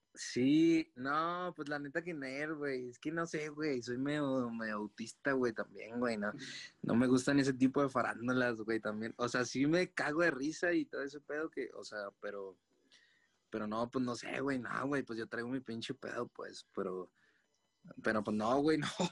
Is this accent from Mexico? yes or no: yes; Chihuahua, Mexico; now in Mexico City, Mexico; allá en mi tierra, ¿no? En Chihuahua